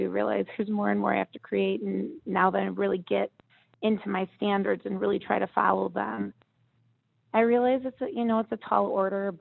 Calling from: Dexter, Michigan, United States; I'm calling from Dexter, Michigan.

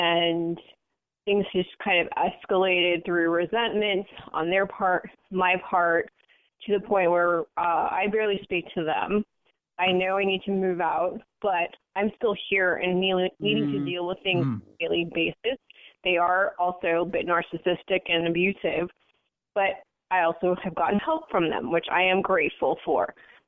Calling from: San Francisco, California, United States; I'm calling from San Francisco area.

